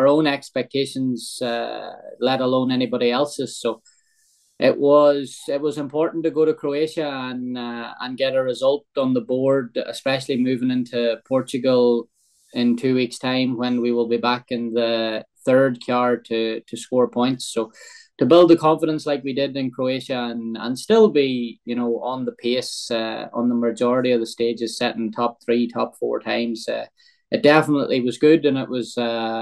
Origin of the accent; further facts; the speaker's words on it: Ireland; growing up in Ireland